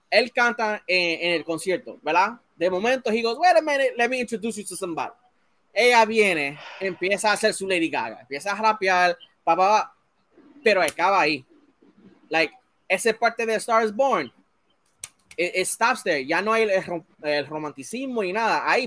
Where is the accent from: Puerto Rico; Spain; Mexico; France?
Puerto Rico; And for years, yo tenía ese problema con mi identidad de que yo soy boricua.